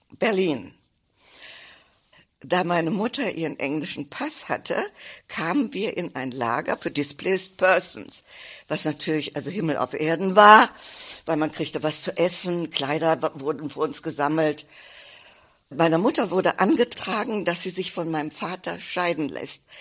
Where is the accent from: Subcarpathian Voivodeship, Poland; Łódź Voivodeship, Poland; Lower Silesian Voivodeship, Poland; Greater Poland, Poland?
Lower Silesian Voivodeship, Poland; Wroclaw; born there; Ich bin geboren in Breslau, was damals Schlesien war. Jetzt gehört es zu Polen.